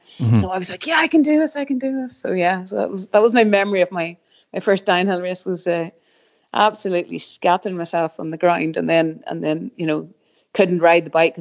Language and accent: English; Rostrevor, Northern Ireland, United Kingdom; We grew up in Restrever, so like Restrever obviously now quite the mecca